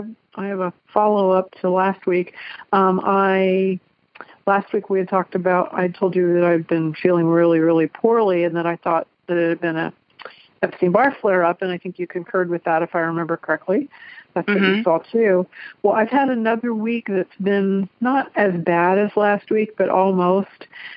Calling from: Cincinnati, Ohio, United States; I'm calling from Cincinnati, Ohio with my cat, Katie.

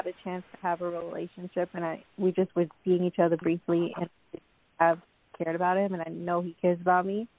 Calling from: Long Island, New York, United States; I'm calling from Long Island, New York.

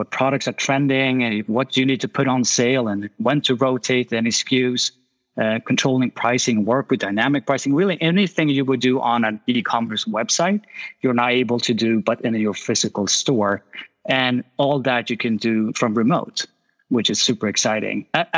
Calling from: Stockholm, Stockholm County, Sweden; I'm calling from Stockholm, Sweden, so it's quite chilly here.

